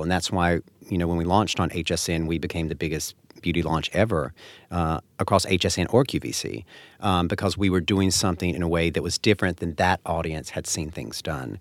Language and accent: English; North Carolina, United States; now in upstate New York, United States; I grew up in North Carolina